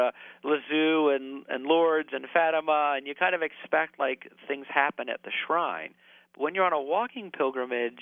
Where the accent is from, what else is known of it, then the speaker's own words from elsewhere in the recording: Green Bay, Wisconsin, United States; I'm from Green Bay, Wisconsin